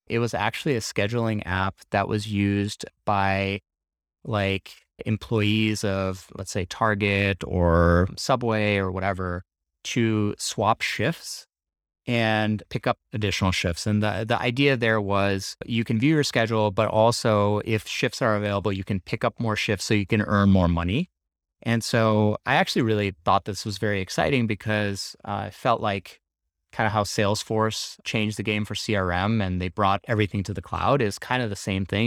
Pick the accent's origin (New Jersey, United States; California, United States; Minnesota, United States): Minnesota, United States; Minneapolis; moved away as an adult; also born or lived in Bay Area; We are actually based out of Minneapolis, which is my hometown